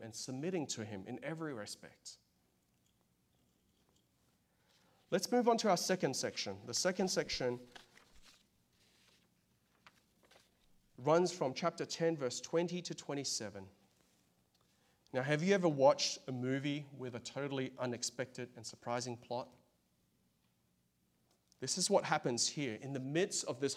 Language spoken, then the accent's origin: English; Australia; now in United States; I'm from Australia